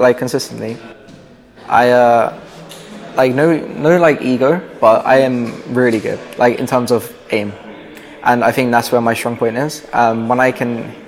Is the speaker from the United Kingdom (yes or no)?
yes; Harrow, London, United Kingdom; London. Well, just right outside, basically. A little like a place called Harrow